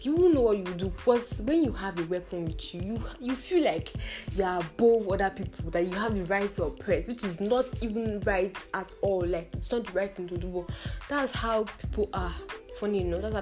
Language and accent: English; Edo, Nigeria; I'm also from Edo State